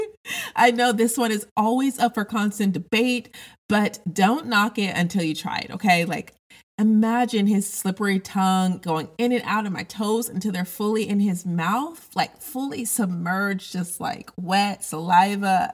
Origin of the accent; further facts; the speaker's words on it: Denver, Colorado, United States; I grew up in Denver, Colorado